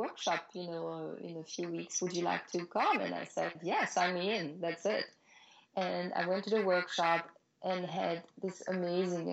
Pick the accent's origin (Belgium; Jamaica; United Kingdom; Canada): Belgium; moved away as an adult; also born or lived in Paris, France / New York, United States; now in United States; I'm from Belgium originally, and I was modeling there already